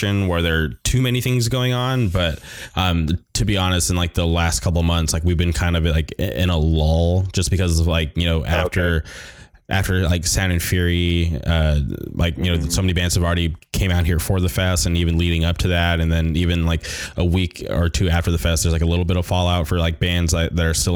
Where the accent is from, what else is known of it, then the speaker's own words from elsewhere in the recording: California, United States; growing up in California